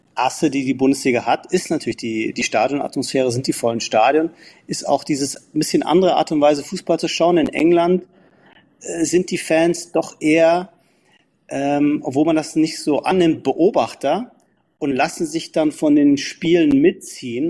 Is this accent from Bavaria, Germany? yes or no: yes; Munich, Bavaria, Germany; moved away as an adult; now in London, United Kingdom; ich bin ja Münchner und auch schon seit 1983 Mitglied und Jahreskarteninhaber